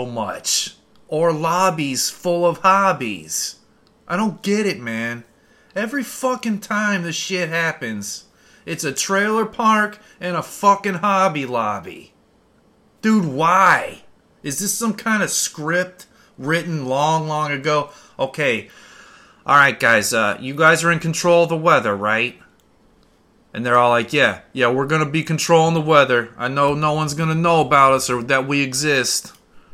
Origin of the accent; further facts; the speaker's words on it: Midwest, United States; I grew up in the Midwest